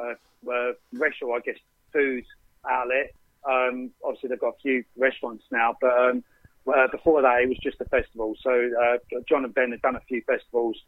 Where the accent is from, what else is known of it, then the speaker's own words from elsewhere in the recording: Essex, East of England, United Kingdom; also born or lived in London; I'm from Essex